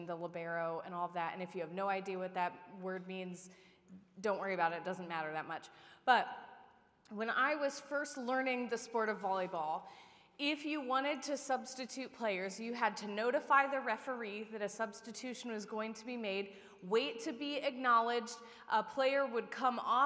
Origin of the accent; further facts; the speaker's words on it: Upper Sandusky, Ohio, United States; I was the ball girl for the Upper Sandusky Lady Rams